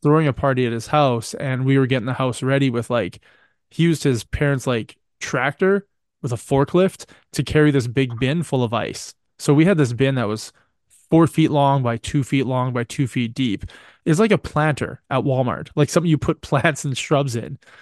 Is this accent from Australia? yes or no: no; Canada; I am Canadian